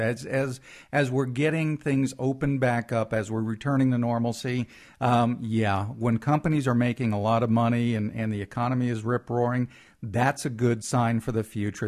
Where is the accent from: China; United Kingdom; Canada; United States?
United States; East Coast; moved away; Growing up on the East Coast